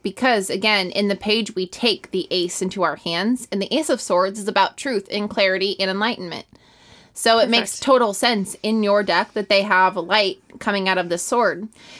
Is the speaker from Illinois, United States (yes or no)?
yes; Illinois, United States; Yeah, that's the Midwest. I'm from Illinois.